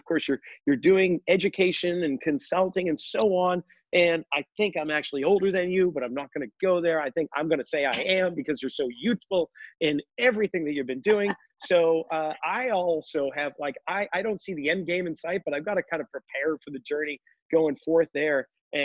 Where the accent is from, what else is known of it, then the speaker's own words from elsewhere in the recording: outside of Boston, Massachusetts, United States; moved away; Both of us being New Englanders growing up outside of Boston